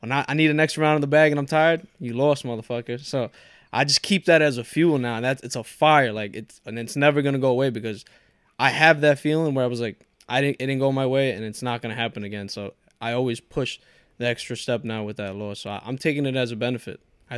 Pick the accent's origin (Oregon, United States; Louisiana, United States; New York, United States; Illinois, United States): New York, United States; Port Chester; born there; I was born in Port Chester, but my family's from Ecuador, so first generation Ecuadorian.